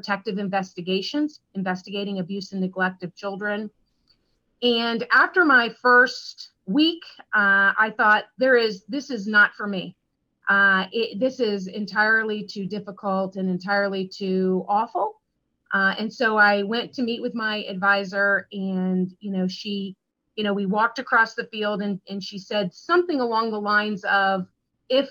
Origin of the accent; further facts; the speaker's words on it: Pinellas County, Florida, United States; I was born and raised in Pinellas County, which is, you know, where I'm located today